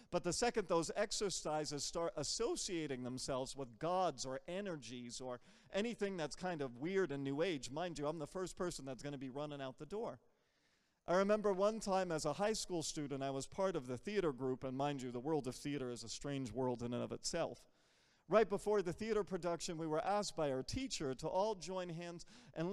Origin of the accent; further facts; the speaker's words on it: United States; I'm American. Like, I'm from here.